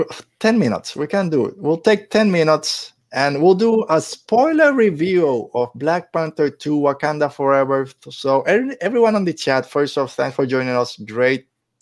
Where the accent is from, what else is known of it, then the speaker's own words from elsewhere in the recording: Carolina, Puerto Rico; my hometown! Yeah, Carolina.